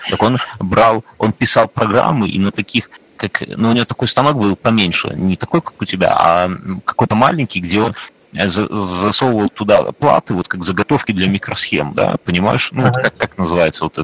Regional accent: Belarus; Мы белорусы как жили со времен Вышелка, так тут и никто нас не тусует.

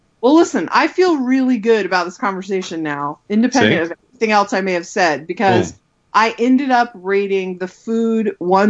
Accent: New York City, New York, United States; now in Portland, United States; I came from New York City, where even in the apocalypse, you could get someone to bring you a sandwich at 3 a.m.

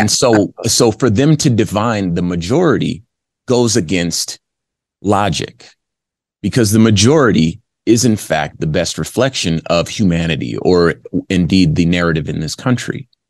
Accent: Los Angeles, California, United States; moved away as an adult; also born or lived in Arizona; southern california los angeles is where i grew up

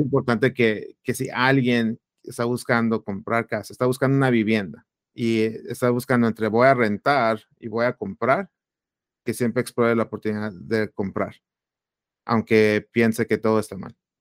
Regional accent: Phoenix, Arizona, United States; also born or lived in Chihuahua, Mexico; soy originario de Chihuahua, México. Ah, me vine a Estados Unidos de, niño ah, y del área de Phoenix, Arizona. Aquí crecí, aquí estudié

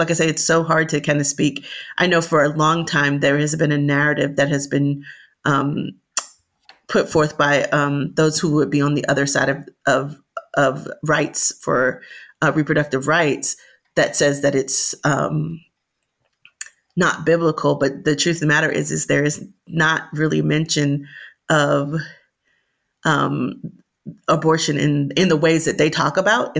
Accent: Miami, Florida, United States; I was born and raised in Miami, Florida

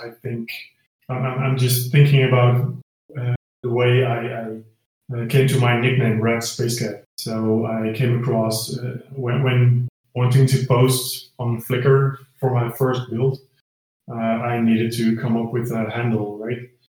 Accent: Netherlands; I'm from the Netherlands. So I'm Dutch.

